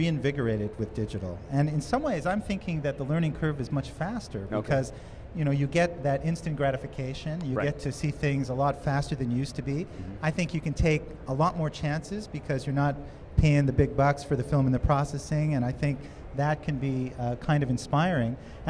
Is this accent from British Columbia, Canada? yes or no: no; Montreal, Quebec, Canada; I'm from Canada originally, but like you, I started out, I think I was 11 years old. And the enthusiasm that I felt in Montreal, I used to go to the roof of my apartment building and photograph planes and sunsets